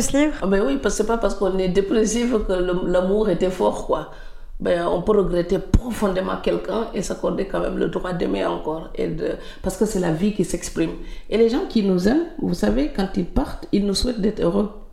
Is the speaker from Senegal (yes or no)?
yes; Senegal; moved away; en tant que Sénégalais